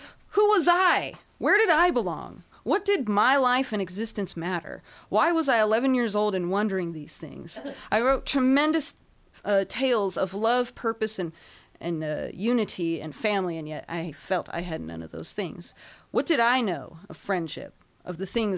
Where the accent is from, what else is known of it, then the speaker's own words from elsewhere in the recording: Inland Empire, California, United States; I hail from the Inland Empire